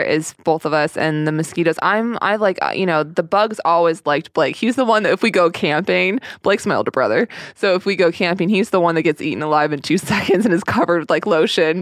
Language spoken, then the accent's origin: English; Sedona, Arizona, United States; also born or lived in St. Paul, Minnesota; I'm from Sedona, Arizona. Well, I moved when I was one and a half.